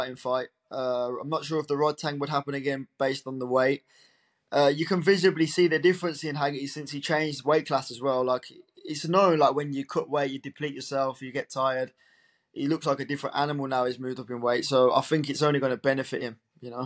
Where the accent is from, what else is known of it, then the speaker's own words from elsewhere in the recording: Birmingham, West Midlands, United Kingdom; I'm fully British, really, as you can hear